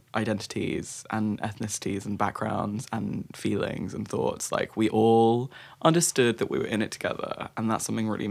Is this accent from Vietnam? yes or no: no; Brighton, South East England, United Kingdom; I was brought up in Brighton